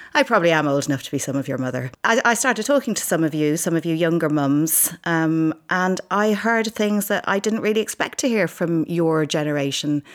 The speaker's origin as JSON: {"language": "English", "country": "Ireland", "said": "I'm Irish"}